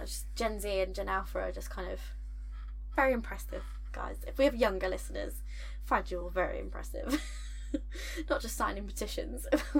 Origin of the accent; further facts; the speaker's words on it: United Kingdom; we're British, and we have a very different relationship to guns.